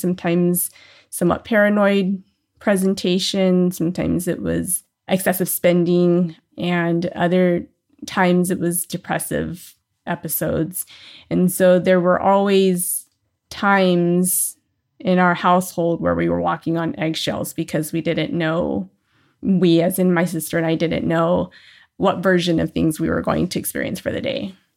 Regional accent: New Orleans, Louisiana, United States; now in Southern California, United States; I was born in New Orleans, uh, Louisiana.

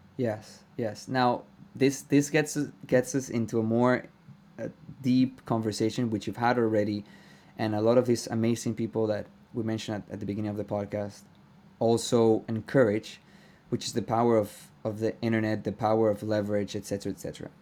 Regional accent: Venezuela; I am Venezuelan

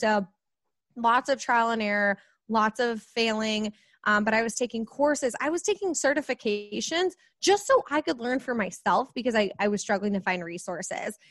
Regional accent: Kansas City, United States; I am from Kansas City, right in the Midwest

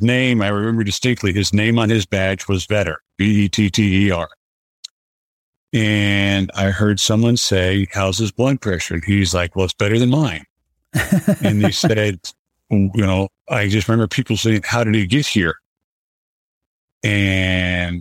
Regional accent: South Florida, United States; I grew up in South Florida and had a really idyllic childhood

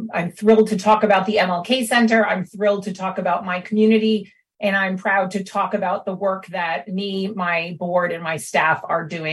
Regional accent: Newport, Rhode Island, United States; I was born and raised here in Newport

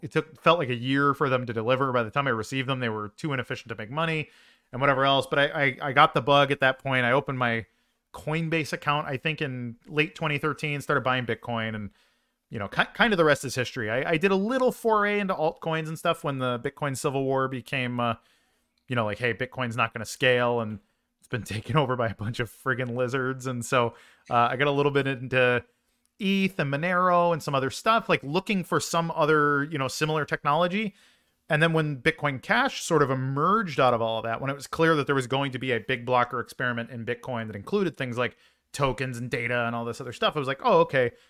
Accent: Chicago, Illinois, United States; I'm a Chicagoan by uh, by birth

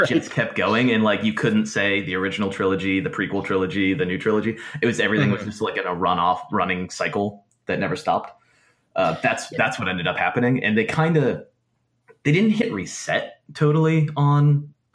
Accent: Massachusetts, United States; I'm from Massachusetts

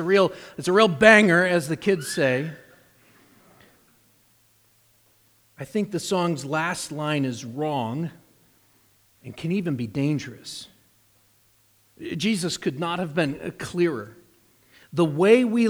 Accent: New Hampshire, United States; growing up in New Hampshire

